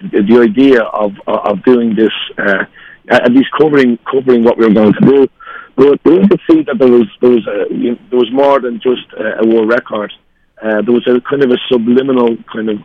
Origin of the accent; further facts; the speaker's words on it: Ireland; We're two Irish guys